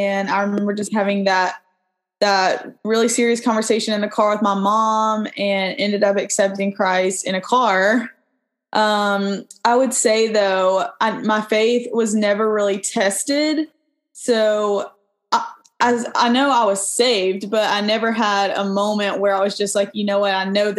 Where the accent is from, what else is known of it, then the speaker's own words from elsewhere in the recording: Independence, Mississippi, United States; So most of my years were in Mississippi. I like to say I grew up in Independence, Mississippi, because that's where my grandparents live.